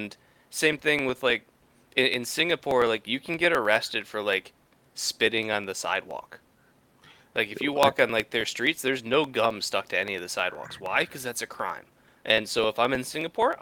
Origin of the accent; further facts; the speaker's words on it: United States; I stick out as an American